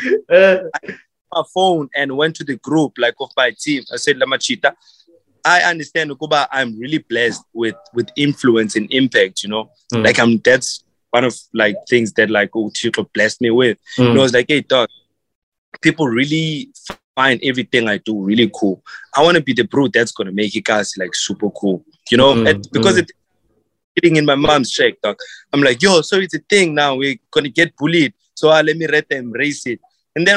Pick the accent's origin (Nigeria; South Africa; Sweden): South Africa; I am from Ikasi